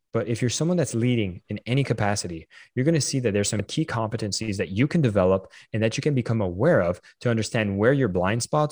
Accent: Canada; I'm Canadian

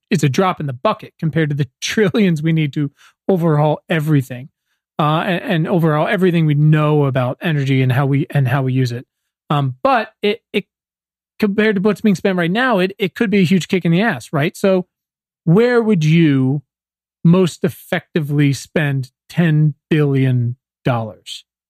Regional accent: Virginia, United States; I think I'm from Virginia

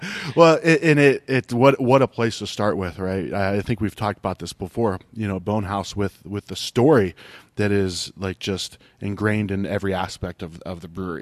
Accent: Ohio, United States; moved away; I grew up in Ohio

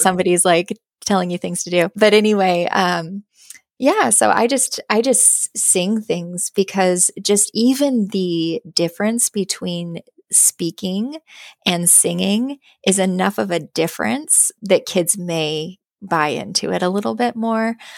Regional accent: Boise, Idaho, United States; moved away; I moved back to my home state. Um, I'm from Boise, Idaho

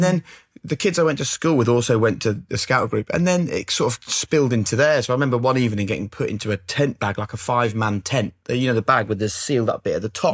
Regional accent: Norwich, East of England, United Kingdom; moved away; growing up in Norwich

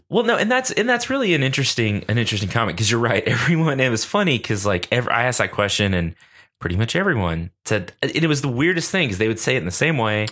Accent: Lubbock, Texas, United States; I grew up here in Lubbock

